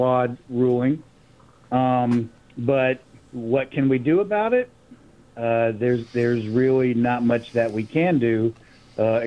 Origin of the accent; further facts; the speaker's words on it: the South, United States; now in San Antonio, United States; as a white person with a white family that grew up in the South